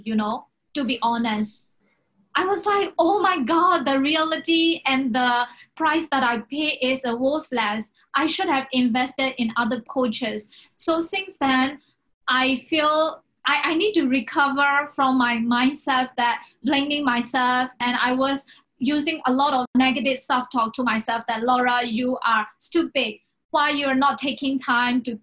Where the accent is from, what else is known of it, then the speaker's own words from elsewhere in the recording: Myanmar; now in Hong Kong; I came from Myanmar